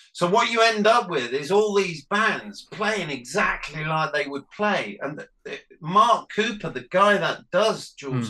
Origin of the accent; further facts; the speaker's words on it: Nottingham, East Midlands, United Kingdom; because we're from Nottingham, we used to go and play in Leicester at the Charlotte a lot